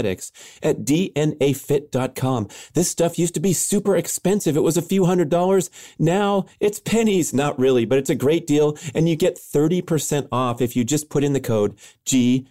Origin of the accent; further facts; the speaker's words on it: Los Angeles, California, United States; my hometown in Los Angeles